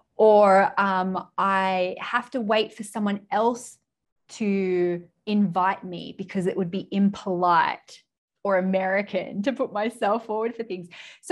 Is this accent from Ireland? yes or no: no; United Kingdom; And then I was like, well, we're British people, we're practically cousins, so I can't charge them.